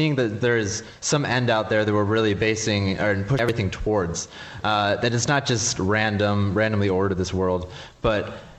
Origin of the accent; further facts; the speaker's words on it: Livonia, Michigan, United States; Yeah, I'm also a junior. I'm from Michigan.